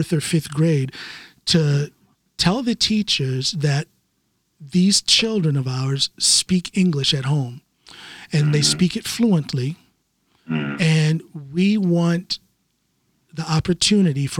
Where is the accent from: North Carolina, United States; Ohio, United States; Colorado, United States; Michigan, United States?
Ohio, United States; accent: Ohio; moved away as an adult; now in Norway; I'm gonna speak my dialect, my accent or whatever, my Ohio thing